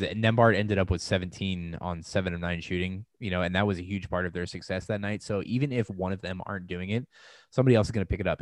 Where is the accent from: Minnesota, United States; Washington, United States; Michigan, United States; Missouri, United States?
Missouri, United States; St. Louis; moved away; I'm also from Saint Louis